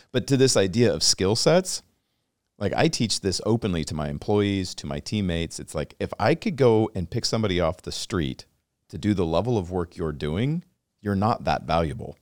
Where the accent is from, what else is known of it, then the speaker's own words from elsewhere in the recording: Washington, United States; I grew up in Washington State